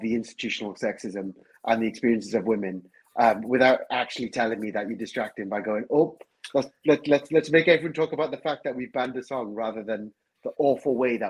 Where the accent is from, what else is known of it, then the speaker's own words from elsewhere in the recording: Wales, United Kingdom; I'm Welsh, so that's why I keep talking about Wales.